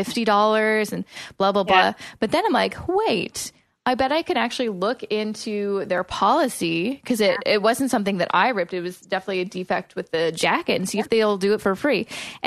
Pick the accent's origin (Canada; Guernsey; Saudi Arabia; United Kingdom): Canada; Vancouver, British Columbia; now in Toronto, Canada; I'm from Vancouver, and when I moved to Toronto